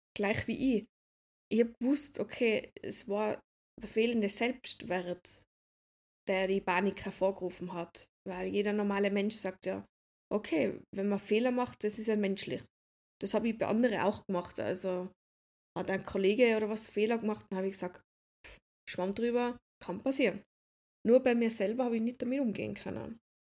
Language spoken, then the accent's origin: German; Austria; ich bin aus Österreich